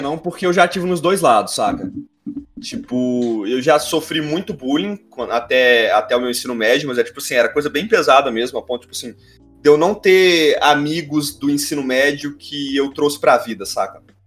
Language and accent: Portuguese; near Belo Horizonte, Minas Gerais, Brazil; Eu sou de perto de BH.